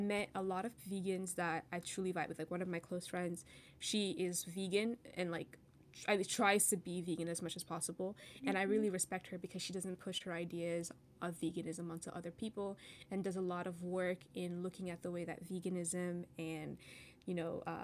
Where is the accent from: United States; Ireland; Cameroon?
Cameroon; moved away; I'm from Cameroon